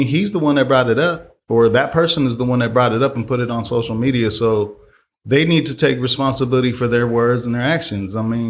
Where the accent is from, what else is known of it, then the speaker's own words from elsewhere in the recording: Oakland, California, United States; I'm from the world. I'm here. I'm from the soil. I'm from Oakland.